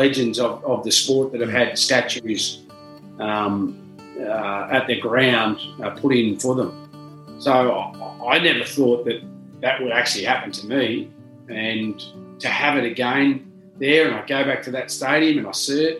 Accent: Junee, New South Wales, Australia; moved away; When I left Junee, I never thought that would have been a possibility. I grew up there

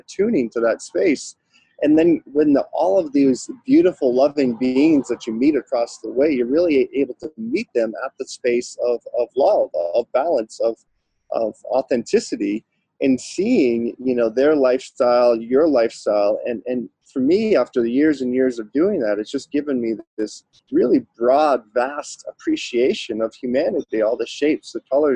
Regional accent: Boston area, Massachusetts, United States; moved away as an adult; also born or lived in Hawaii; now in California, United States; I grew up about half hour outside of Boston and found my way to California initially for love many years ago.

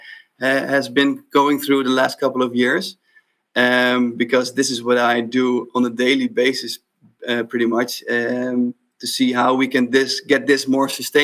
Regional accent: Netherlands; I'm from the Netherlands. I live in The Hague with my family

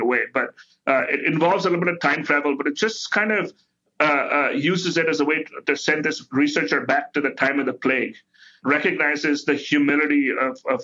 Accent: India; now in United States; I grew up in India.

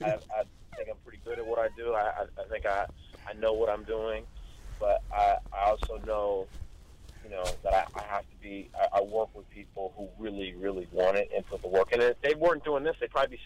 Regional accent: Long Beach, California, United States; I grew up not that far from Snoop, honestly. I grew up a couple, two, three blocks over from where he grew up.

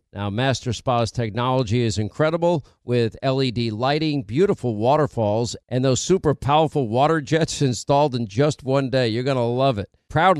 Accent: New Hampshire, United States; And we are from the Live Free or Die state, the first in the nation primary state. That is the great state of New Hampshire

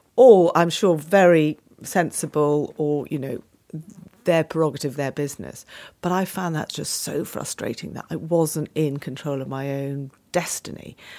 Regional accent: Penshurst, South East England, United Kingdom; I was brought up in Kent, in a little village called Penshurst

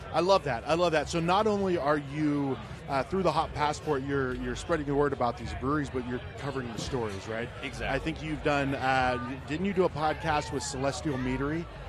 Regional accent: Ohio, United States; now in Arizona, United States; I grew up in Ohio

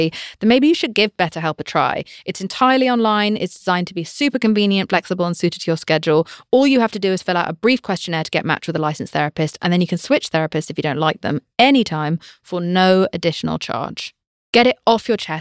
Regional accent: United Kingdom; I'm British

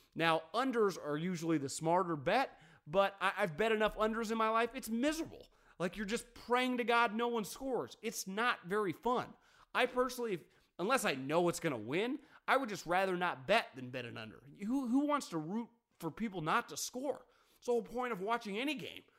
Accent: Davis, California, United States; born and raised in Davis, California, a university town

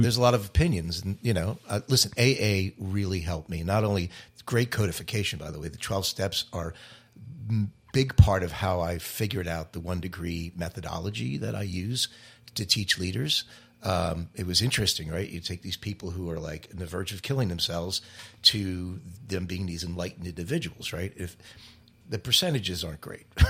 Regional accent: Cherry Hill, New Jersey, United States; also born or lived in Delaware / Philadelphia; she's from Cherry Hill, New Jersey, and so am

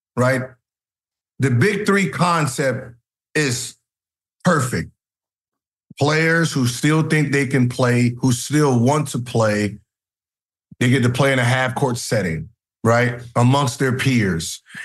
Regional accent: California, United States; I'm from Cali

